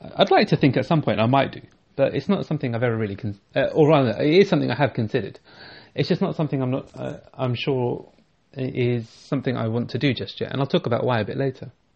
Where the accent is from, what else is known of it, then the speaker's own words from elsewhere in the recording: United Kingdom; growing up as a British Sikh